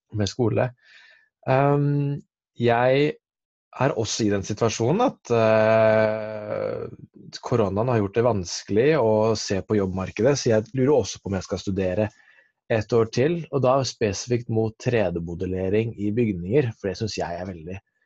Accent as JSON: {"language": "Norwegian", "town": "Porsgrunn", "region": "Telemark", "country": "Norway", "tie": "born or raised there", "moved": "yes", "lives_now": "Oslo, Norway", "said": "jeg er fra Porsgrunn. Eh, oppvokst i Metodikirken"}